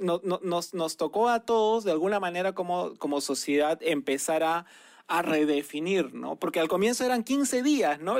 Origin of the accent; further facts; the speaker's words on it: Peru; nos ha caracterizado como peruanos